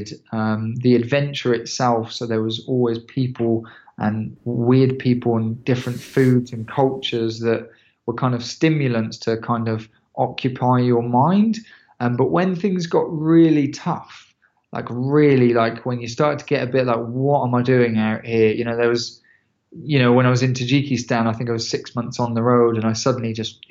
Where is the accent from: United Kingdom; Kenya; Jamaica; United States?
United Kingdom; England; I'm from England.